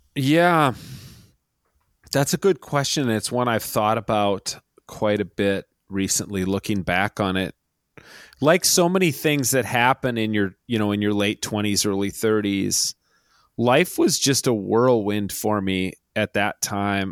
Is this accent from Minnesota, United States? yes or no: yes; Minneapolis, Minnesota, United States; I grew up in the Twin Cities